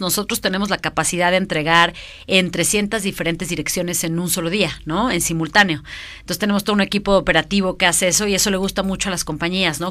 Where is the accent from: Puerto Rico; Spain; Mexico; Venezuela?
Mexico; soy una emprendedora mexicana